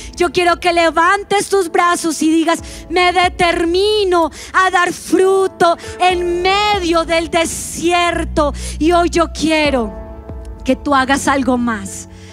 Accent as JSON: {"language": "Spanish", "country": "Colombia", "said": "lo vamos a decir como buenos colombianos"}